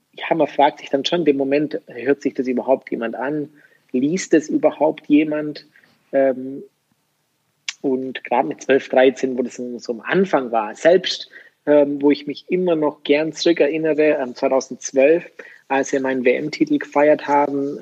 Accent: Germany; bei uns in Deutschland

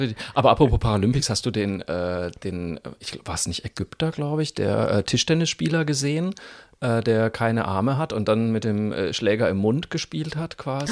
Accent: Germany; wir Deutschen

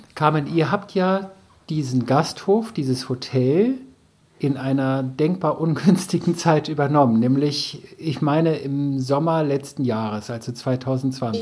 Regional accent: the North, Northern Germany, Germany; bei uns im Norden sagt man die jungen Derns

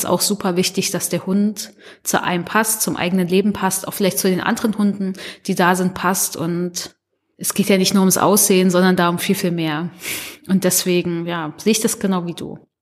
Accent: Germany; ich sehe mich schon als Deutsche auch selbst

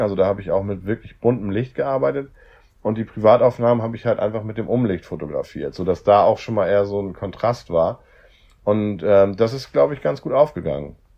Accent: Hamburg, Germany; Ich komme aus Hamburg

